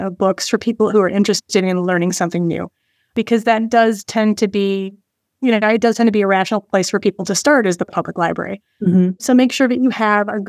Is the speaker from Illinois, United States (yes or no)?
yes; Chicago suburbs, Illinois, United States; moved away; I'm originally from the Chicago suburbs